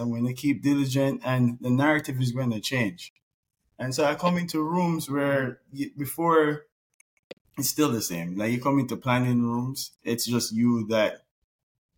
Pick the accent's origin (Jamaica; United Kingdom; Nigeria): Jamaica; now in United States; growing up in Jamaica, yes, it's a third world country